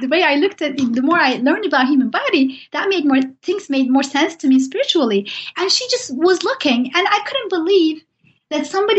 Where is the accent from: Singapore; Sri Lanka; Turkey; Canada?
Turkey; Even though I'm from Turkey and Said Nursi has lived there and wrote there, I didn't know much about him.